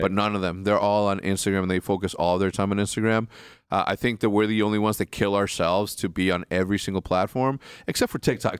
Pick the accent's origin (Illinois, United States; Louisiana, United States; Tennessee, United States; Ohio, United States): Illinois, United States; Wheeling; moved away; from thirteen to fucking twenty-one, I, I grew up in Wheeling